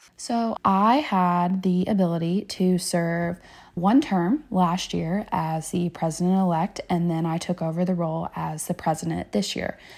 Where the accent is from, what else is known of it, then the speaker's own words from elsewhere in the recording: Louisville, Kentucky, United States; I am from Louisville, Kentucky